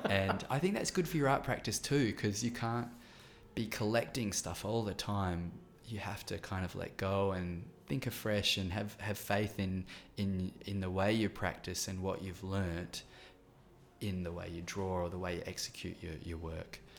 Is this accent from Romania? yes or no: no; countryside near Adelaide, South Australia, Australia; moved away as an adult; also born or lived in Melbourne; before Adelaide, I lived on the farm in the countryside